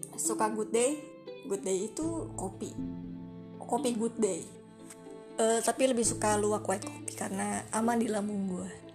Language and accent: Indonesian; Depok, West Java, Indonesia; Asli orang Depok. Depok Pride